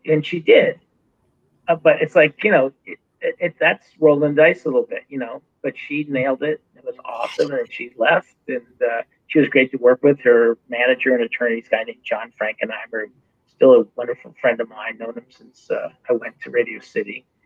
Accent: Wrightsville Beach, North Carolina, United States; my hometown, my little town, Wrightsville Beach

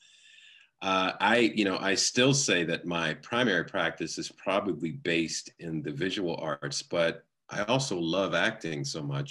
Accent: New York, United States; also born or lived in Los Angeles; I was born in Los Angeles, but I was raised a large part of my early years in New York, in the New York area

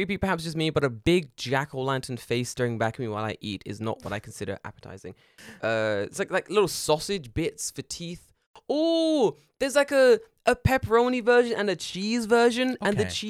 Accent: United Kingdom; And I went, I'm British.

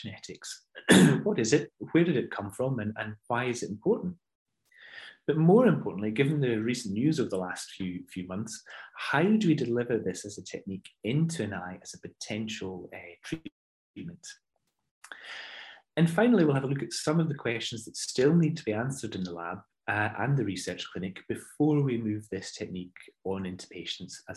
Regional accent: Ayrshire, Scotland, United Kingdom; moved away as an adult; also born or lived in Glasgow / Oxford; now in London, United Kingdom; I'm not originally an EastEnder. I'm from Ayrshire, but I've been down south for many years working at Moorfields

